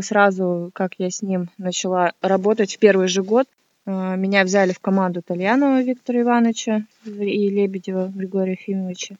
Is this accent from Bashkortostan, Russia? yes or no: no; Miass, Chelyabinsk Oblast, Russia; now in Moscow, Russia; Я родилась в городе Миасе в Челябинской области